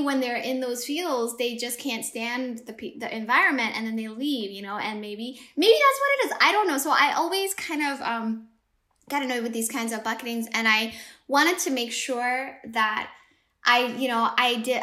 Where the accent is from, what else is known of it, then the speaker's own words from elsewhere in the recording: Ethiopia; moved away; I grew up in Ethiopia